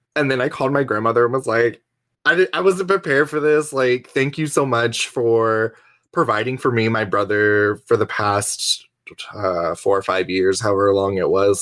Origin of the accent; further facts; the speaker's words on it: Florida, United States; also born or lived in Fort Lauderdale, Florida / Georgia / Charlotte, North Carolina; I am from, uh, Florida. I was actually born in Fort Lauderdale, Florida, but I don't remember much because we moved when I was, like, four or five. Um, but I lived in Florida, lived, uh, a few years growing up in Georgia